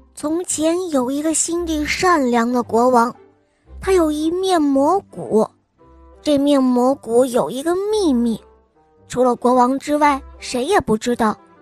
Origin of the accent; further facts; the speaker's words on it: Shenyang, Liaoning, China; 我今年六岁，我来自沈阳